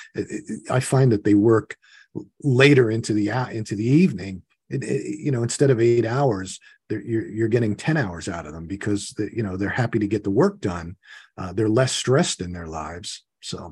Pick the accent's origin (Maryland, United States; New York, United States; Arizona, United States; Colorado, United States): New York, United States; I grew up in New York.